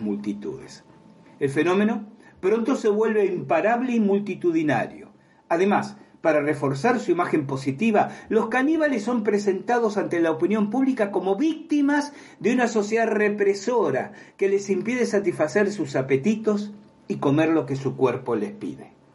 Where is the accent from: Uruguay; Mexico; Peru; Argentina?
Argentina; la experiencia que tengo en mi país Argentina